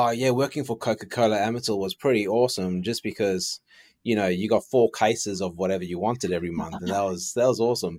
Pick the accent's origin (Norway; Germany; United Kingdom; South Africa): South Africa; Johannesburg, Gauteng; now in Australia; I came from Johannesburg, South Africa. And I moved to Australia in 1995